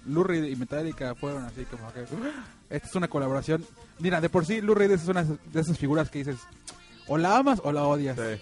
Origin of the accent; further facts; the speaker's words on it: Mexico City, Mexico; now in Mérida, Mexico; yo soy de la Ciudad de México